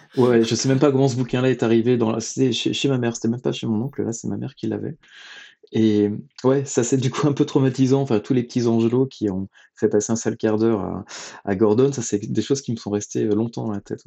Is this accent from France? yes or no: yes; Saint-Malo, Brittany, France; also born or lived in Rennes; Je viens de Bretagne. Hein. Je suis né à Saint-Malo, j'ai fait mes études à Rennes